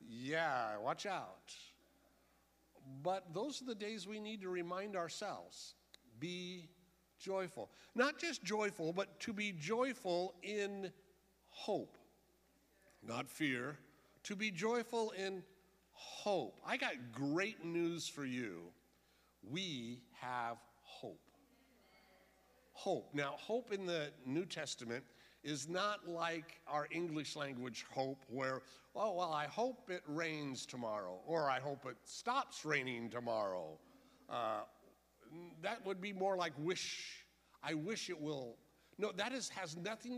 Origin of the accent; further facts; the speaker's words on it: San Diego, California, United States; I was raised in George Evans Church down in East San Diego